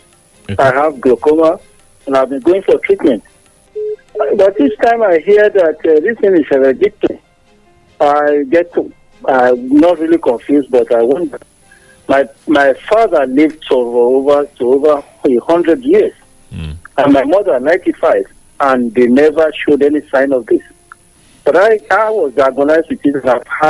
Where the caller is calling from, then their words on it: Ota, Ogun State, Nigeria; from Ota.